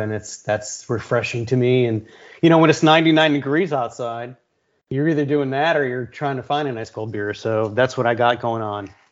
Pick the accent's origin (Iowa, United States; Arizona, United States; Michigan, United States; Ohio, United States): Ohio, United States; Brunswick; now in Austin, United States; growing up in Brunswick, you know, the Cleveland area.